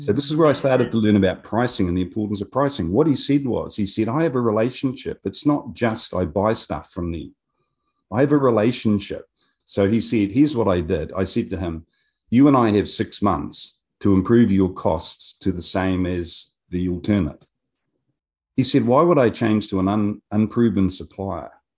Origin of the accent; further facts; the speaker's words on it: Wingatui, Otago, New Zealand; moved away as an adult; now in Japan; I was a country boy. I grew up in Wingatuie, south of Dunedin